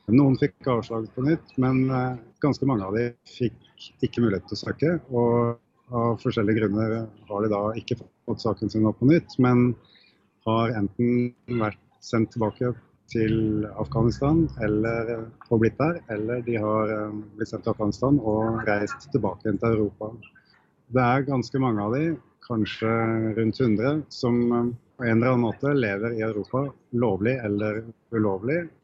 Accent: Norway

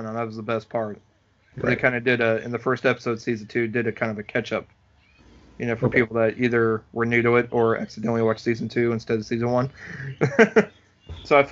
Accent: Missouri, United States; moved away; also born or lived in Springfield, Missouri / Columbia, Missouri; I'm from Missouri

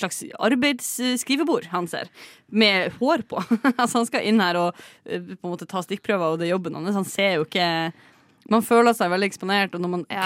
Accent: Bodø, Nordland, Norway; moved away; min gamle fastlege hjemme i Bodø

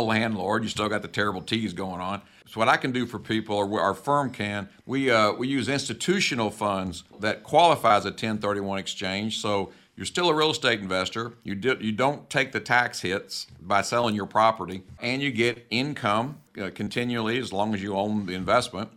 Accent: the South, United States; I'm from the South.

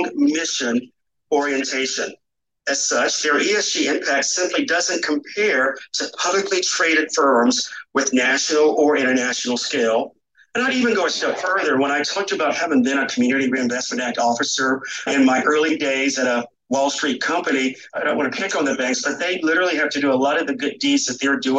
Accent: North Carolina, United States; moved away; I am from North Carolina, where I grew up and still like calling it home.

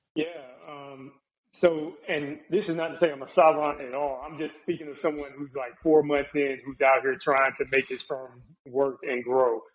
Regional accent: Charlotte, North Carolina, United States; also born or lived in Jacksonville, Florida / Virginia; I grew up in the Charlotte area

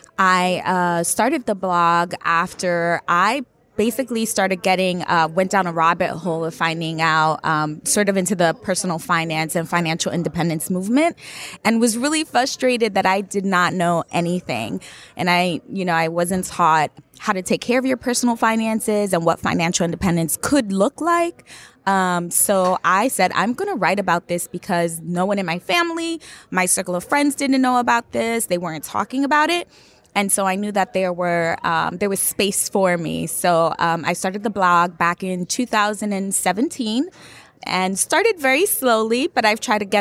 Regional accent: New York, United States; I am a New Yorker, so born and raised in New York

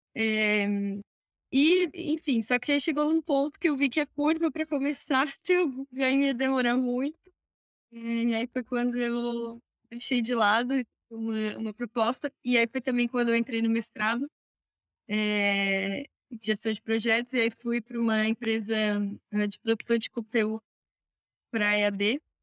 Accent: Criciúma, Santa Catarina, Brazil; also born or lived in Florianópolis; sou de Santa Catarina, Criciúma

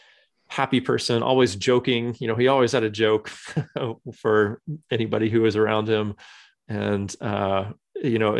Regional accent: California, United States; moved away as an adult; now in Michigan, United States; I was born and raised and lived in California until about a dozen years ago or so. My wife mm-hmm. and I moved out to Michigan in 2008

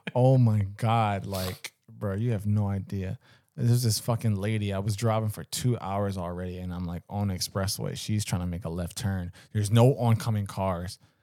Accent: Philadelphia, Pennsylvania, United States; growing up in Philly

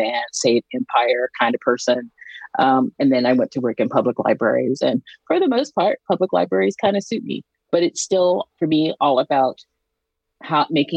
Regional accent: Georgia, United States; moved away as an adult; now in Canada; I'm from Georgia. You know, you may or may not be able to hear that in my accent

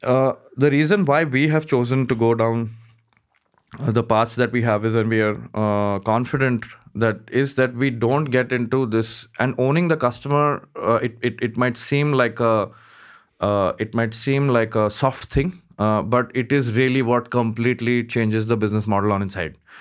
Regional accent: Mumbai, Maharashtra, India; I grew up in Bombay, uh, most part of my life, uh, studied there

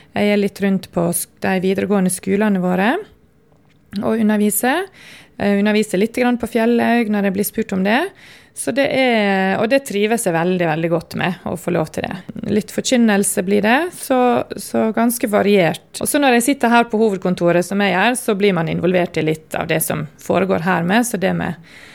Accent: Sunnmøre, Møre og Romsdal, Norway; now in Oslo, Norway; jeg er sunnmøring.

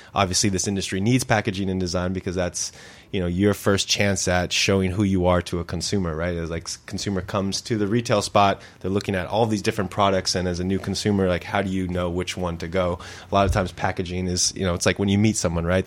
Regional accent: Santa Clarita, California, United States; I grew up in Santa Clarita

